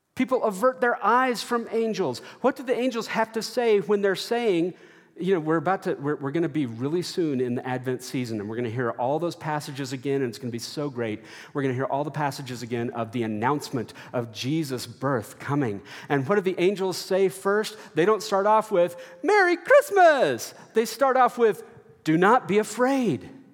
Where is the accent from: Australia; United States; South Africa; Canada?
United States; Texas; growing up in Texas